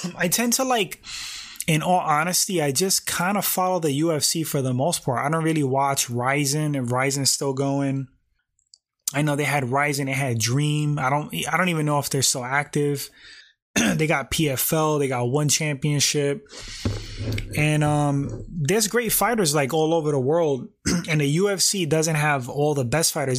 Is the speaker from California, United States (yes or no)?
no; New York, United States; I was born in New York. I was born in the United States